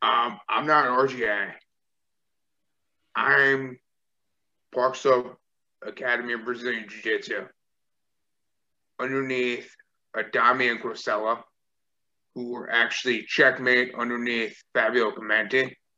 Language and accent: English; Australia; ooh, visa issues because I'm from Australia.